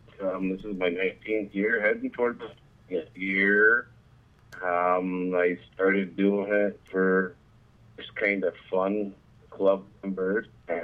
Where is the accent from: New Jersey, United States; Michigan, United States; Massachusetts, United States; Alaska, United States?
Michigan, United States; Mount Pleasant; Yes, I am. I'm actually live about 8 miles from the hospital I was born in, and oh, 20 miles from the hospital I was born in right here in Mount Pleasant, Michigan.